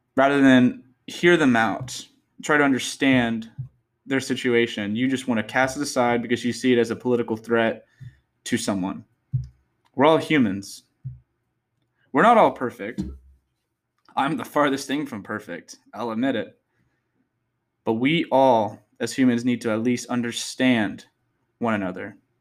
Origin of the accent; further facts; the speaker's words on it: Texas, United States; I'm from Texas. Born and raised